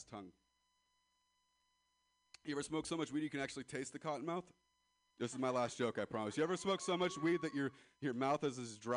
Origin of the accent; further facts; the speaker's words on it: Ripon, California, United States; I'm from Ripon, California, and I'd never even heard of a Danville.